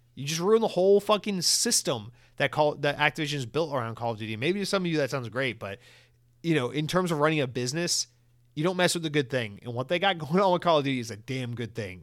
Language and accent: English; United States; I'm American and I guess I got it in my blood